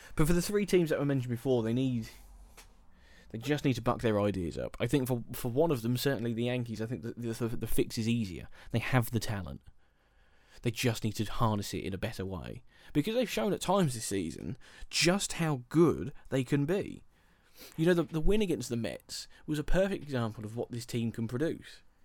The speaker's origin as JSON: {"language": "English", "town": "Milton Keynes", "region": "South East England", "country": "United Kingdom", "tie": "born or raised there", "said": "I am from Milton Keynes"}